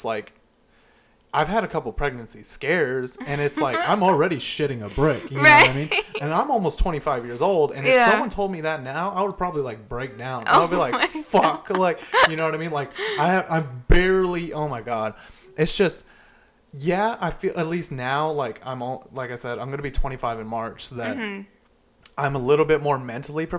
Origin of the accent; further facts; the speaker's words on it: United States; I love being an American